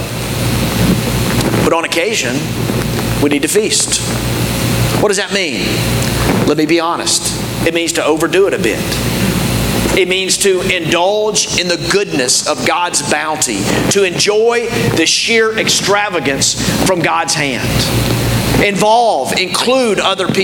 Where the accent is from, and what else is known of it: United States